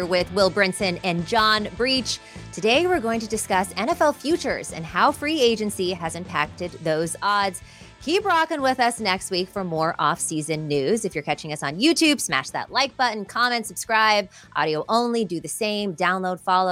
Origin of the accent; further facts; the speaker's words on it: California, United States; I'm from California, I've never lived in the South, but I say y'all a lot.